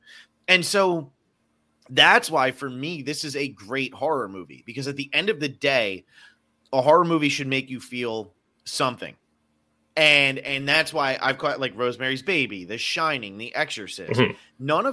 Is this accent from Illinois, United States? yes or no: no; New Jersey, United States; moved away; also born or lived in Miami / Los Angeles; I'm from New Jersey. I've lived in Miami. I've lived